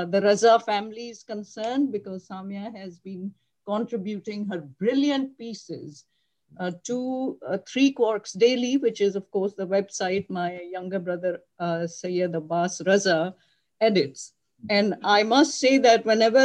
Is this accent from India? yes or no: no; Pakistan; moved away as an adult; also born or lived in Karachi; now in United States; I grew up in Pakistan, and I graduated from med school in Karachi.